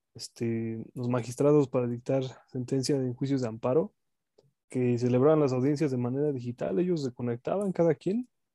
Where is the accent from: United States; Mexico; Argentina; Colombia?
Mexico; uno como mexicano